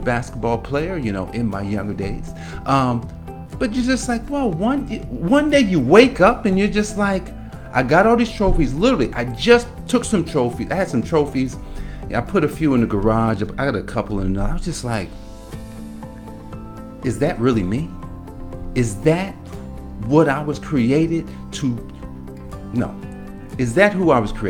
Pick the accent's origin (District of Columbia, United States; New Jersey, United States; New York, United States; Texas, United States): New Jersey, United States; Newark; moved away; growing up in Newark, New Jersey